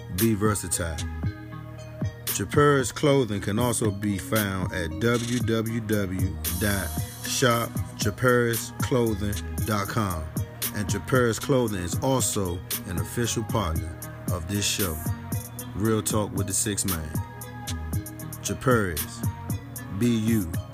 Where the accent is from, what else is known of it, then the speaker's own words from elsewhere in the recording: Washington, District of Columbia, United States; when I was a young guy growing up on Sixth Street Southeast, man, going to Henley